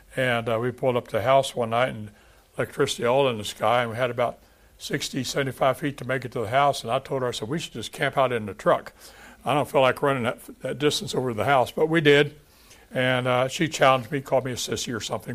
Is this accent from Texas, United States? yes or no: yes; Texas, United States; moved away; I'm from Texas